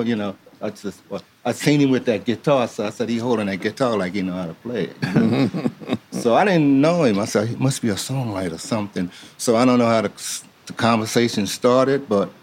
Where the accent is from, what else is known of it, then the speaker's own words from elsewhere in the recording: Camden, New Jersey, United States; I grew up in Camden, New Jersey, like right across the bridge, and like 20 minutes away